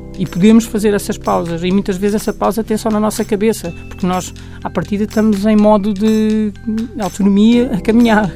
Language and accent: Portuguese; Portugal; como portugueses que somos